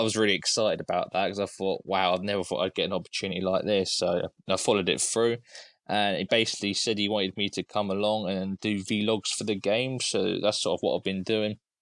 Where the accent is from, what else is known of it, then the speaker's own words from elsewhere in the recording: Cambridge, East of England, United Kingdom; I'm actually from Cambridge, so I'm about an hour away